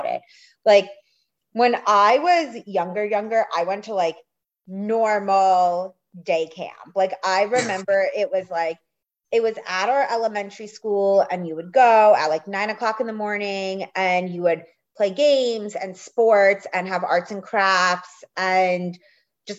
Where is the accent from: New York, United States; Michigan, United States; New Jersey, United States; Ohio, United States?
New York, United States; outside of New York City in the suburbs, United States; I grew up outside of New York City in the suburbs